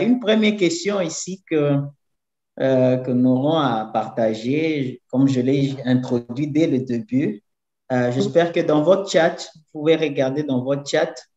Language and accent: French; DR Congo; first language French; moved away as an adult; now in São Paulo, Brazil; Moi, je viens de la République démocratique du Congo, mais je vis ici à São Paulo